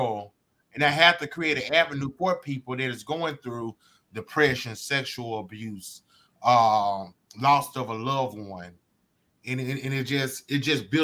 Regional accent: Montgomery, Alabama, United States; I'm from Montgomery, Alabama.

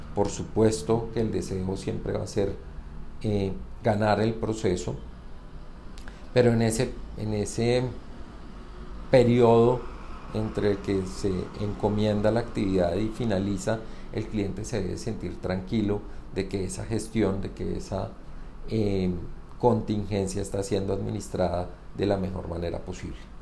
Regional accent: Bogotá, Colombia; soy bogotano

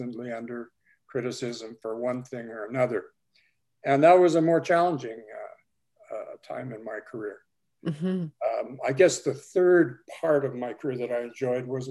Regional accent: Alberta, Canada; moved away as an adult; also born or lived in Vancouver; now in Vancouver Island, Canada; I'm from Alberta

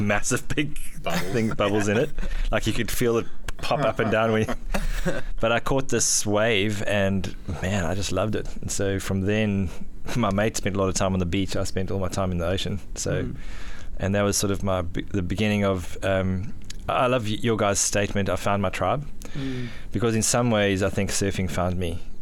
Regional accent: South Africa; also born or lived in Johannesburg, South Africa / Durban, South Africa; now in Gold Coast, Australia; I grew up in South Africa. I was actually born in Johannesburg, which is nowhere near the ocean. My dad got a job down in Durban

